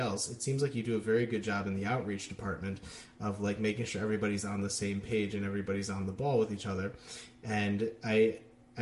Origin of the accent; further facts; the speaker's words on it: Detroit, Michigan, United States; moved away; I'm originally from Detroit